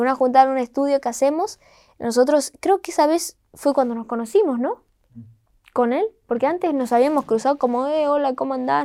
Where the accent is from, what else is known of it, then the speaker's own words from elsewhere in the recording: Rosario, Santa Fe, Argentina; le digo de Rosario